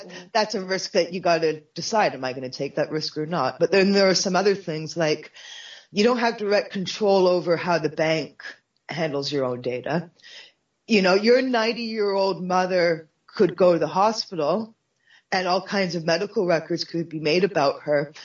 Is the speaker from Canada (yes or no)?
yes; Canada; for me as a Canadian